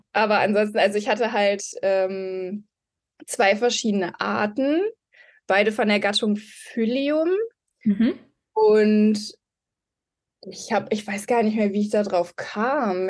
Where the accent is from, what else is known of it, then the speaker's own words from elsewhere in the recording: Mülheim an der Ruhr, North Rhine-Westphalia, Germany; also born or lived in Marburg; Ich komme aus Mülheim an der Ruhr. Also bin ein Ruhrpottkind.